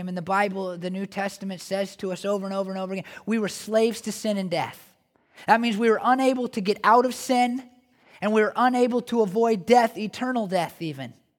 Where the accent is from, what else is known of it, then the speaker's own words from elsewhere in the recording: Oregon, United States; I'm from Oregon